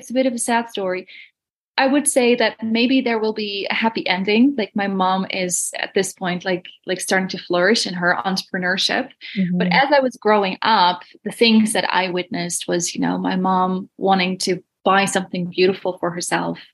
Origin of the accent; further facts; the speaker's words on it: Netherlands; moved away; I'm from Holland originally